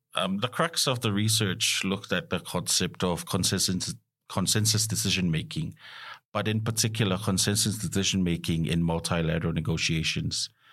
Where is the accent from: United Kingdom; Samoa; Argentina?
Samoa; moved away as an adult; also born or lived in New Zealand / Australia; I'm also from Samoa, uh, having grown up uh, through my education, uh, high school, primary school, and high school